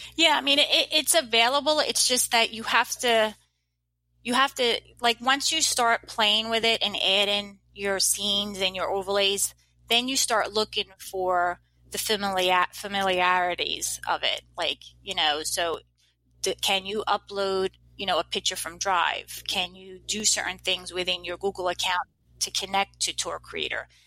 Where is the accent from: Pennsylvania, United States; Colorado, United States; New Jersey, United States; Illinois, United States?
New Jersey, United States; I'm from New Jersey.